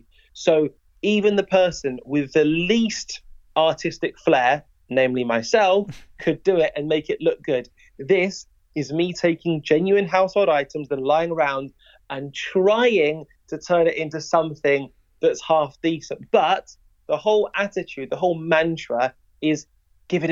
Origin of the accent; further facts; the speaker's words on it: Wolverhampton, West Midlands, United Kingdom; I'm from Wolverhampton